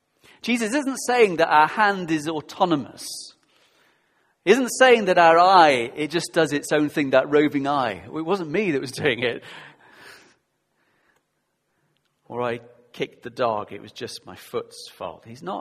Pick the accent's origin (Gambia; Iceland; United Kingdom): United Kingdom; Yorkshire and the Humber; I grew up in Yorkshire, South Yorkshire. I know you can't tell. People say, really? You're not northern. I do say path and grass and castle.